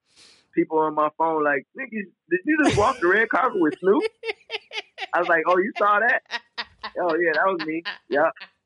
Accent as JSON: {"language": "English", "town": "Detroit", "region": "Michigan", "country": "United States", "said": "But I was like, I'm from Detroit. I've been to worst places."}